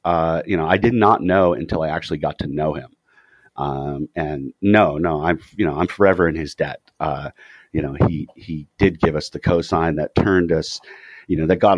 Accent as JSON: {"language": "English", "region": "California", "country": "United States", "said": "Even though we come from Orange County, we're all like poor apartment dweller kids"}